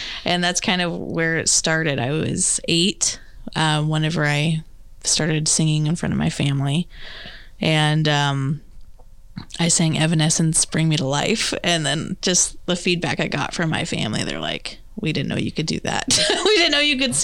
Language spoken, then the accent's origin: English; Kansas City, Missouri, United States; I was born in North Kansas City, so born and raised Kansas City